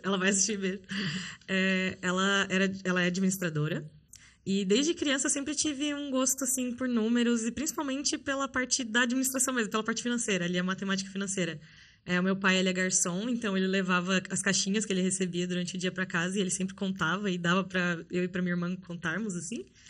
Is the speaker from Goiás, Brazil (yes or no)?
no; São Paulo, Brazil; eu sou natural de São Paulo, sou paulistana, da capital